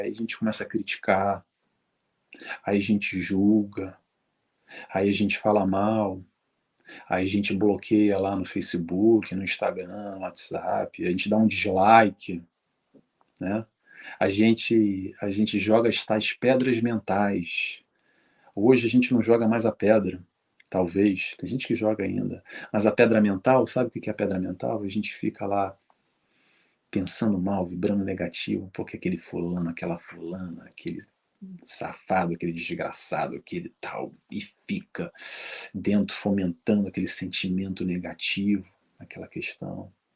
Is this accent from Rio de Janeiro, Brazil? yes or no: yes; Rio de Janeiro, Brazil; eu sou do Rio de Janeiro